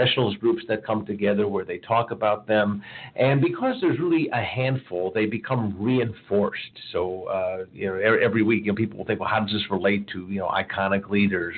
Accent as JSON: {"language": "English", "town": "Chicago", "region": "Illinois", "country": "United States", "tie": "born or raised there", "moved": "yes", "lives_now": "Cincinnati, United States", "said": "I grew up in Chicago where I used to take the L back and forth to work"}